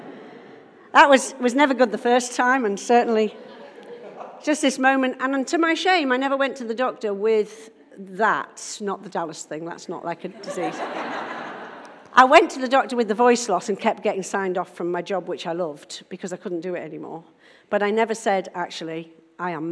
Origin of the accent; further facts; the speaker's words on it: Isle of Man; now in Nottingham, United Kingdom; I'm from Nottingham, originally from the Isle of Man